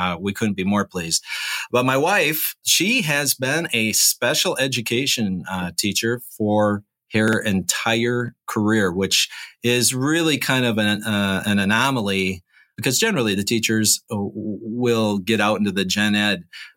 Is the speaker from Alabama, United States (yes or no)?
no; Grand Rapids, Michigan, United States; moved away as an adult; now in Upper Peninsula, Michigan, United States; I'm originally from Grand Rapids